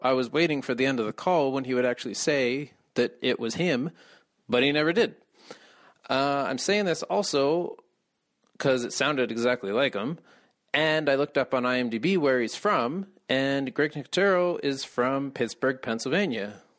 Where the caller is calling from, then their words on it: Calgary, Alberta, Canada; I'm calling from Calgary